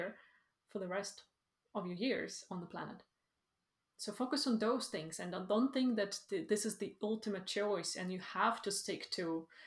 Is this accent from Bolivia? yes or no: no; Ukraine; also born or lived in Sweden; now in Iceland; I am originally from Ukraine